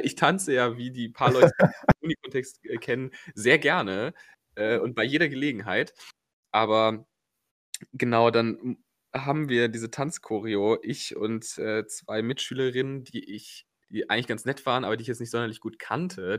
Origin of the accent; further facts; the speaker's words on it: Cologne, North Rhine-Westphalia, Germany; diesen furchtbaren Sportplatz in Köln, Kreuzgasse, im Grüngürtel